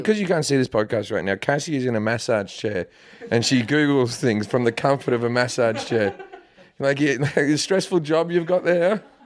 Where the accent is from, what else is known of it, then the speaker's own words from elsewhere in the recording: Australia; moved away as an adult; also born or lived in United Kingdom; now in United States; I'm Australian, but I lived in the U K for ten years before